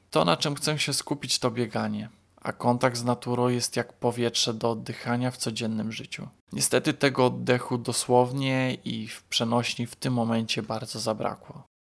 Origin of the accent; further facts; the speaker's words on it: Płock, Masovian Voivodeship, Poland; Moje rodzinne miasto Płock ma 21 osiedli mieszkaniowych